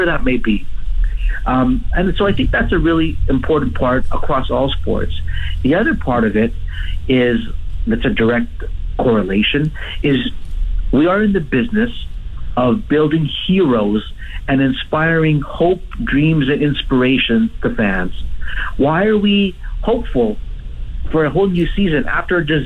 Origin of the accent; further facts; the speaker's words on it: Edmonton, Alberta, Canada; also born or lived in Africa; I was born in Edmonton, but I left Edmonton when I was 6 years old, and we lived in Africa. And so I lived in Africa until I was 12 years old